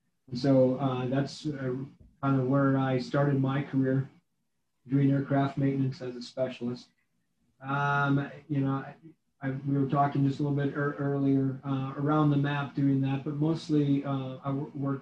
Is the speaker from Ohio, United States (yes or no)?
no; Wisconsin, United States; moved away as an adult; now in Missouri, United States; I'm originally from Wisconsin. I was in a rural community in Wisconsin. It was where I grew up